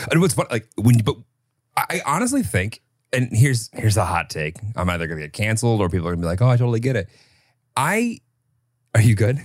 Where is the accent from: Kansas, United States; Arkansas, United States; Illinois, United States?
Illinois, United States; I grew up in Illinois